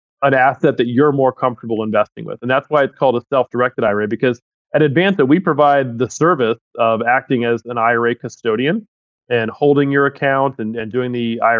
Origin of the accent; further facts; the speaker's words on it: Tampa, Florida, United States; I was actually born and raised in Tampa, Florida